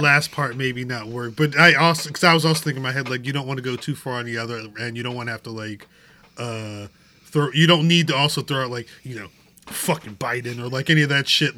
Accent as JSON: {"language": "English", "country": "United States", "said": "I'm American"}